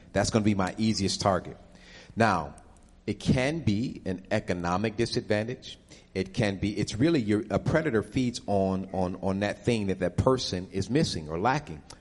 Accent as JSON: {"language": "English", "town": "Buffalo", "region": "New York", "country": "United States", "also_born_or_lived": "Harlem, New York", "moved": "yes", "lives_now": "Atlanta, United States", "said": "I'm originally from Buffalo"}